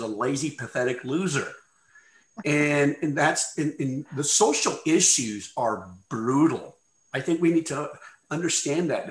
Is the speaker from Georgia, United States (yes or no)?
no; New Mexico, United States; now in Missouri, United States; My home state of New Mexico